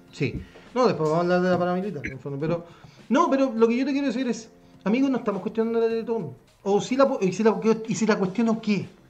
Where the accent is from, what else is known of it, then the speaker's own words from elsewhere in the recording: Chile; nosotros como chilenos